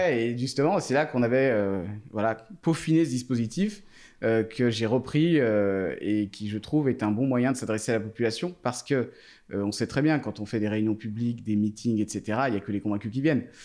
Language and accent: French; Thonon-les-Bains, Auvergne-Rhône-Alpes, France; je suis né à Tonon donc il y a 34 ans maintenant